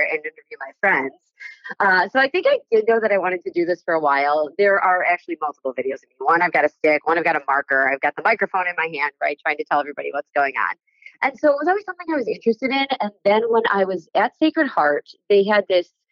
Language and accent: English; Amherst, New York, United States; now in Buffalo, United States; Growing up in Amherst was great